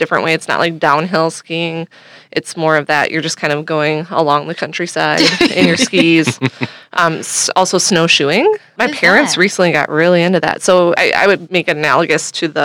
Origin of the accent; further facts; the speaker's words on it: Minnesota, United States; I grew up in Minnesota